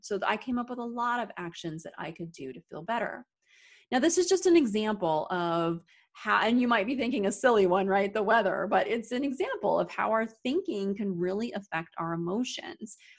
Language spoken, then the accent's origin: English; Arizona, United States; now in upstate New York, United States; I'm originally from Arizona, but I live in upstate New York